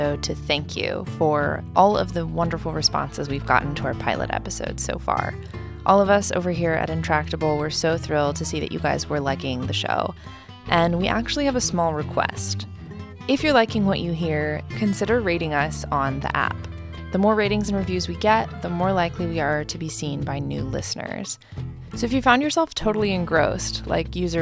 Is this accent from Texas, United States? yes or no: yes; Texas, United States; as a Texan